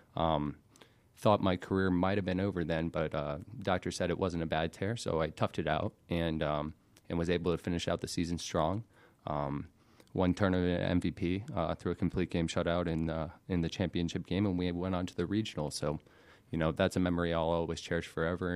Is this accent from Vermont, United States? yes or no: no; Alpharetta, Georgia, United States; also born or lived in Macon, Georgia; born and raised in Alpharetta, Georgia